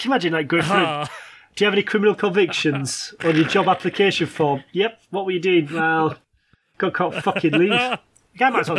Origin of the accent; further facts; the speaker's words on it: England, United Kingdom; I was English